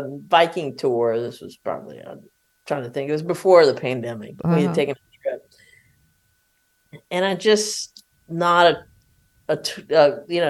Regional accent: South Louisiana, United States; also born or lived in New Orleans; I'm from South Louisiana

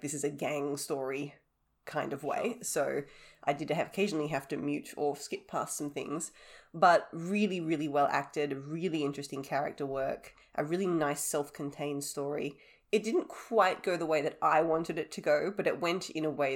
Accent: Australia; I am the Australian one

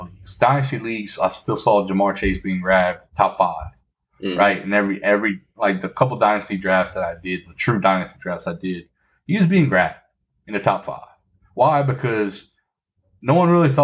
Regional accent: Louisiana, United States; I'm from Louisiana

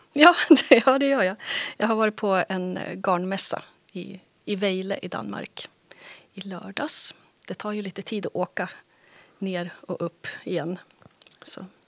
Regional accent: Västerås, Västmanland, Sweden; also born or lived in Skåne / Helsingborg; now in Härnösand, Sweden; Jag är från Västerås från början. Och sen bodde jag 25 år i Skåne

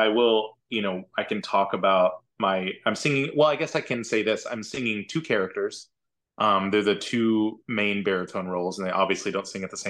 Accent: Findlay, Oklahoma, United States; also born or lived in Antlers, Oklahoma; So I'm from Antlers, Oklahoma. And I say that I'm from Antlers because that's where I went to high school. But I grew up in Findlay, Oklahoma. It's about 10 miles north of Antlers. And it basically has some churches and a post office.

